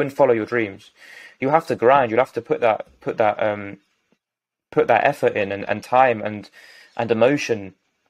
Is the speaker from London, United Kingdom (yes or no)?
yes; London, United Kingdom; from West London. I was going to say my hometown